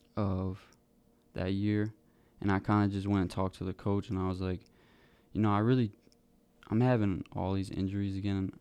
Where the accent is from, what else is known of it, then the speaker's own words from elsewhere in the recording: Wareham, Massachusetts, United States; now in McCook, United States; I grew up in Wareham, Massachusetts